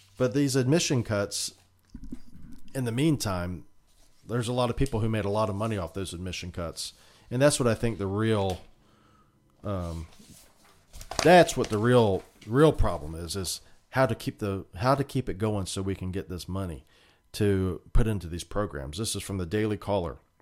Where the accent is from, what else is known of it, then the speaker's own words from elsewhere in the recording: United States; we as a American people